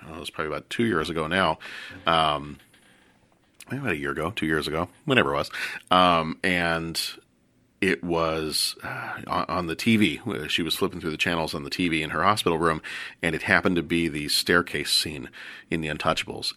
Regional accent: the South, United States; moved away; I'm from the South

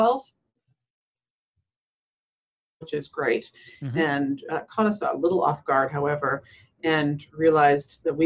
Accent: western Canada, Alberta, Canada; moved away as an adult; also born or lived in Nova Scotia, Canada / British Columbia, Canada; now in United States; I'm Canadian. I was born in Nova Scotia, Canada, on the East Coast. But moved over to Alberta on the west side of the country when I was very young. So I would say I grew up on the west side of Canada in British Columbia and Alberta

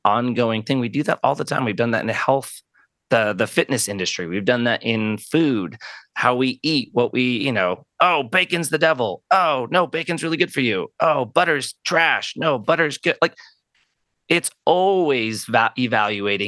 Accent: Arizona, United States; born and raised in Arizona. Been here my whole life

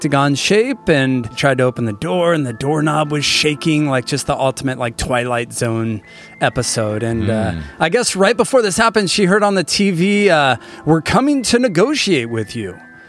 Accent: Solana Beach, California, United States; I was born in Solana Beach, and we had like ocean view windows

